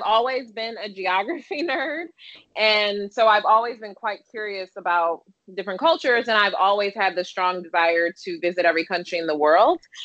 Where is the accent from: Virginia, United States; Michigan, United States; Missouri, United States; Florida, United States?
Michigan, United States; Detroit; moved away as an adult; also born or lived in Japan / London; I'm from Detroit, Michigan